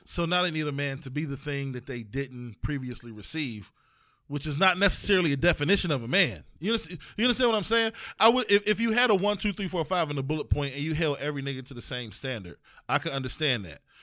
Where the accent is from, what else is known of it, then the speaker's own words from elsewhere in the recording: East Cleveland, Ohio, United States; I'm from East Cle, we from East Cleveland